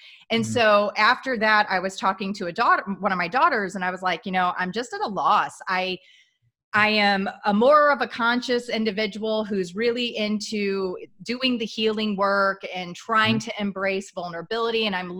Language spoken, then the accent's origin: English; Midwest, United States; I grew up in the Midwest.